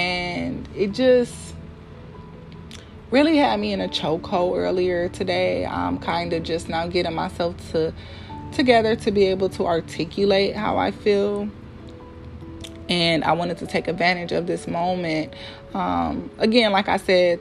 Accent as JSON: {"language": "English", "town": "Milwaukee", "region": "Wisconsin", "country": "United States", "tie": "born or raised there", "moved": "as an adult", "lives_now": "Philadelphia, United States", "said": "moving away from my hometown, which is Milwaukee"}